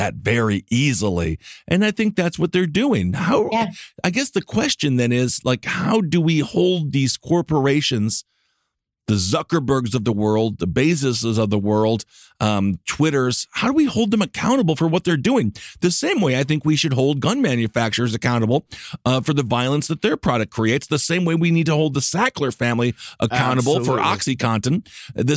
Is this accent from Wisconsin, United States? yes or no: yes; Wisconsin, United States; I'm straight and I'm white from Wisconsin